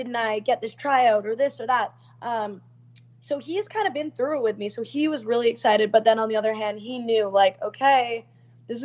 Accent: Canada; I'm from Canada

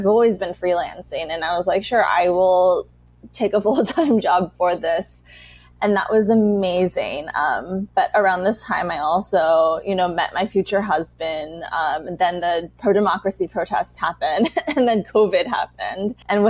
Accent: Los Angeles, California, United States; first language Chinese; moved away as an adult; also born or lived in New York; now in Taiwan; I am really from Los Angeles, California. That was where I was born, raised, spent most of my life. But now that I've been living in Asia full-time for 5 years, and I've been in Taiwan since 2020, I really identify more as Taiwanese American

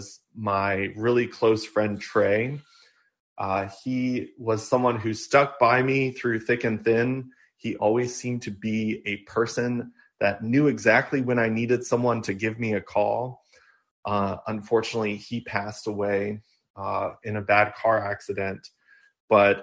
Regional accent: Amherst, Virginia, United States; also born or lived in Fairfax, Virginia / Blacksburg, Virginia; when I turned 7, my family moved to our family farm where we restored an old farmhouse that was on our property

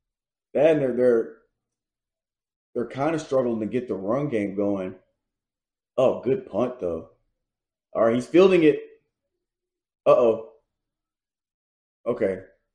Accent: Nashville, Tennessee, United States; I'm from Nashville, 605, right? 205. It's the area code for Nashville.

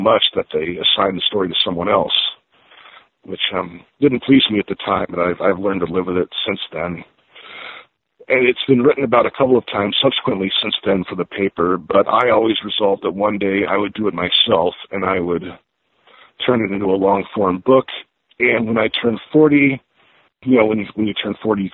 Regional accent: Albany, Oregon, United States; I was growing up in Albany

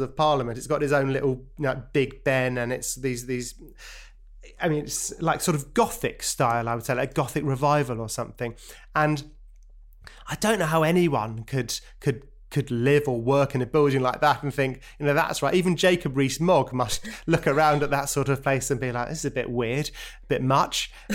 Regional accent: London, United Kingdom; born or raised there; also born or lived in Brighton

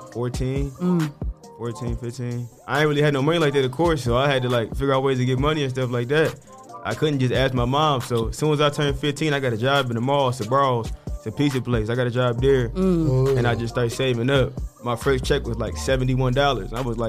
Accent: Toledo, Ohio, United States; I'm really from the South Side. I used to stay in the Norwich Apartments. Then I stayed on Daniels for a minute. Now I'm out the way on the down south.

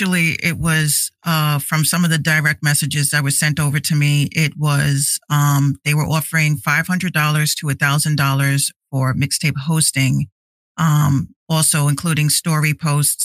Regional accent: Yonkers, New York, United States; also born or lived in Bronx, New York; I grew up in Yonkers as well as the Bronx

